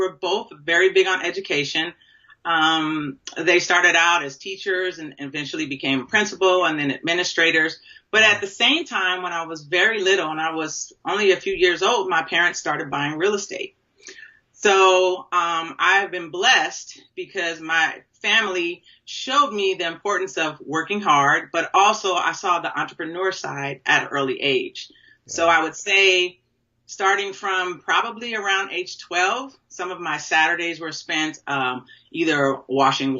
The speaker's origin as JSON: {"language": "English", "town": "Los Angeles", "region": "California", "country": "United States", "tie": "born or raised there", "said": "was born and raised in Los Angeles, California"}